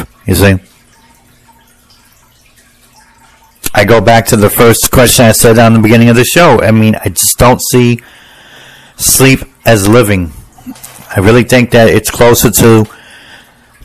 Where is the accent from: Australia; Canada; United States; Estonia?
United States; I'm an American